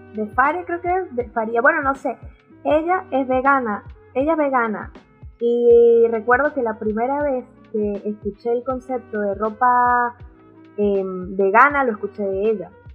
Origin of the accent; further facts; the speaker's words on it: Venezuela; now in Santiago, Chile; nací en Venezuela y actualmente vivo en Santiago de Chile